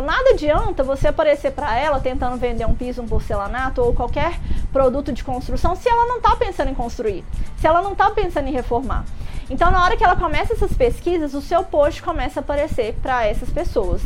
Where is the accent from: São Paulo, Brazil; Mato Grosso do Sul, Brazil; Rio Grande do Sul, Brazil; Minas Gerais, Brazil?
Minas Gerais, Brazil; now in Rio de Janeiro, Brazil; Eu sou mineira